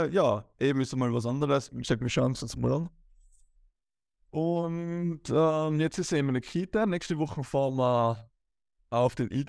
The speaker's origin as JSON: {"language": "German", "region": "Tyrol", "country": "Austria", "said": "ich bin halt ein typischer Tiroler oder Österreicher, ich habe zwei linke Füße, Skifahren, Rodeln und äh, sonstige Ski-Winteraktivitäten kann ich sehr gut"}